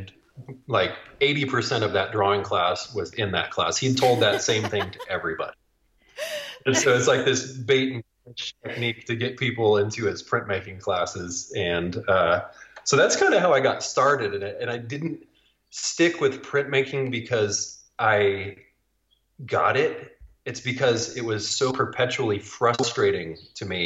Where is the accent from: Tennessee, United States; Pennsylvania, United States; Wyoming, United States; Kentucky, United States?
Wyoming, United States; Laramie; moved away as an adult; also born or lived in South Dakota; I was born and raised in Laramie, Wyoming, which is a little college town that's about 2 hours north of Denver, and grew up doing very Wyoming things